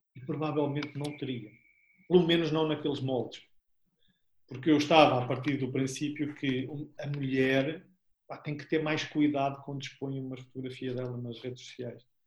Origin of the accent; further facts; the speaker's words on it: Albergaria-a-Velha, Aveiro District, Portugal; also born or lived in Porto; viemos ambos para, para a Albergaria, de onde eu sou nasci cá